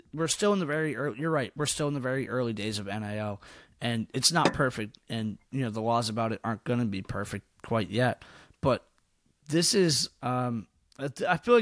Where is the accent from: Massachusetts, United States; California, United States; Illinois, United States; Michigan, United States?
Massachusetts, United States; I'm from Massachusetts